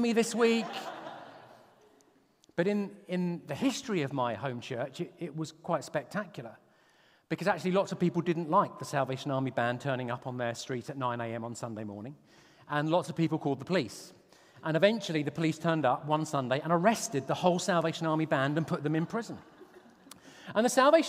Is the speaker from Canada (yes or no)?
no; Portsmouth, South East England, United Kingdom; moved away; I had a school reunion in my hometown of Portsmouth